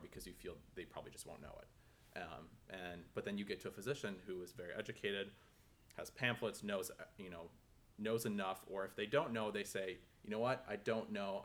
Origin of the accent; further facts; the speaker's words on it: Minneapolis, Minnesota, United States; moved away; I am from Minneapolis, Minnesota